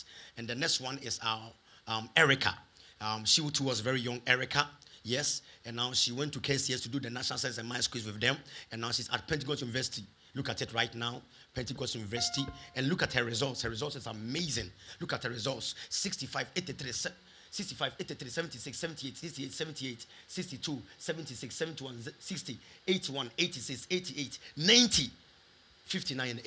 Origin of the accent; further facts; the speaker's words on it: Kumasi, Ashanti, Ghana; moved away; also born or lived in London; I had a call from Kumasi.